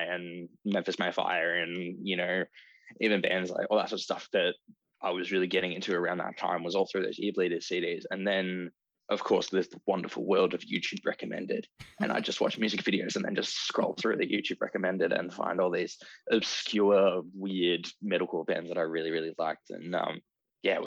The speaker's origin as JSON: {"language": "English", "town": "Ballarat", "region": "Victoria", "country": "Australia", "tie": "born or raised there", "said": "I grew up in Ballarat"}